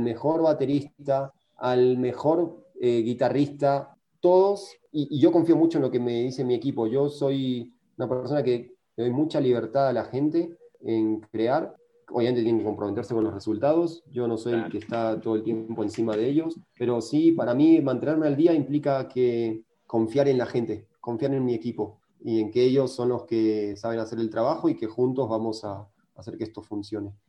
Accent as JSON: {"language": "Spanish", "country": "Argentina", "moved": "as an adult", "lives_now": "Mexico", "said": "siendo argentino, medio argentino y arrogante"}